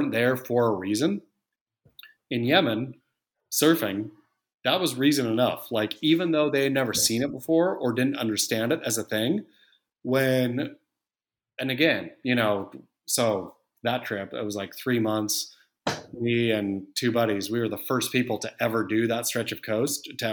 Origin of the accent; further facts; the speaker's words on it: Oregon, United States; I grew up surfing in Oregon